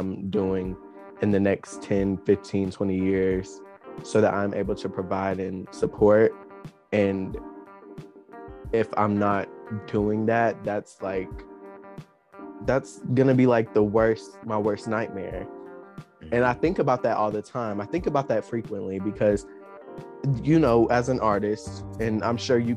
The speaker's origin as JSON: {"language": "English", "town": "Princeton", "region": "West Virginia", "country": "United States", "said": "I'm from Princeton, West Virginia"}